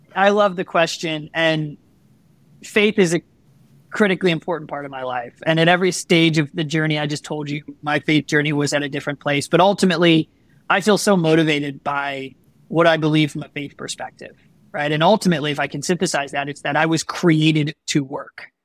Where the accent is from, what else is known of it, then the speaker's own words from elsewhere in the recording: Chicago, Illinois, United States; I'm born and raised in Chicagoland.